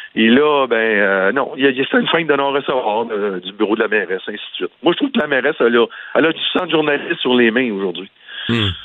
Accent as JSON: {"language": "French", "town": "Montreal", "region": "Quebec", "country": "Canada", "said": "je suis de Montréal"}